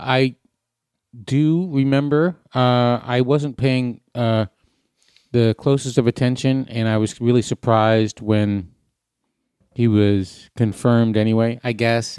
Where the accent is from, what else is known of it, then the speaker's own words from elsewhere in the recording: Hampton Beach, New Hampshire, United States; Hampton Beach, where I grew up